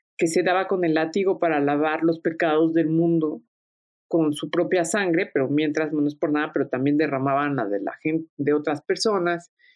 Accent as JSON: {"language": "Spanish", "country": "Mexico", "said": "siendo una mexicana, yo soy heredera también de un pasado árabe fastuoso"}